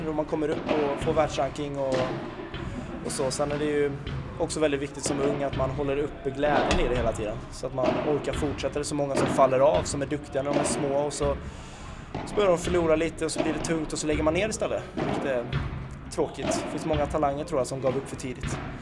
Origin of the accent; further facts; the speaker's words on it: Kinna, Västra Götaland, Sweden; där jag kommer från Kinna